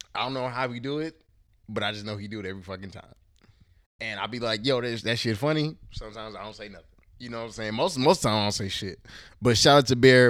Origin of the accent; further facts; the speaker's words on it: Houston, Texas, United States; now in Portland, Oregon, United States; I was raised in Houston, Texas. I was born in Portland, Oregon